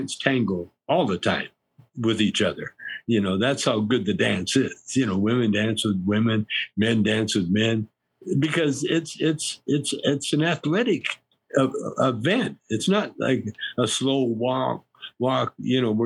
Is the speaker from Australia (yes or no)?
no; Canada; I grew up in Canada in a pool room, basically